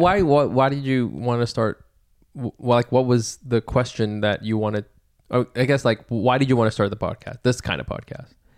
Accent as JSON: {"language": "English", "town": "New York City", "region": "New York", "country": "United States", "said": "I'm from Brooklyn"}